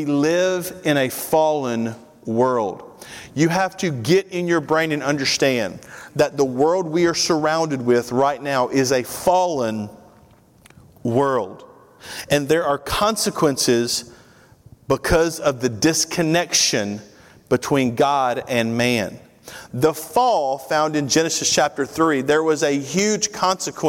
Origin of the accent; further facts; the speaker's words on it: Tennessee, United States; moved away as an adult; now in Georgia, United States; born and bred in Tennessee